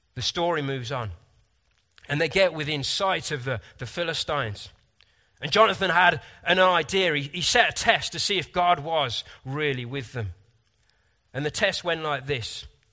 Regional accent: United Kingdom; Sometimes I'm frustratingly British, reserved, logical, scientific.

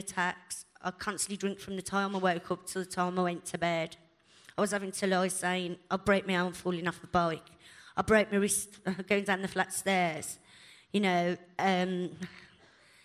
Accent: Birmingham, West Midlands, United Kingdom; from Birmingham

